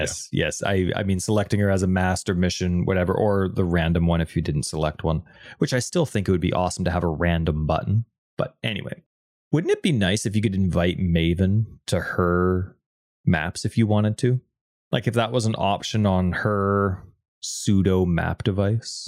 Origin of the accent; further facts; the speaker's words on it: Canada; even though we're Canadian, we do not, uh, speak French either